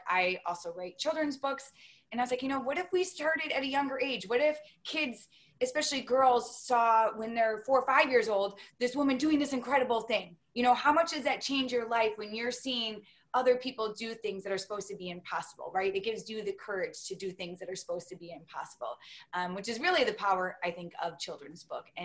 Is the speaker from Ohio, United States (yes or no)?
no; Detroit, Michigan, United States; I grew up in Detroit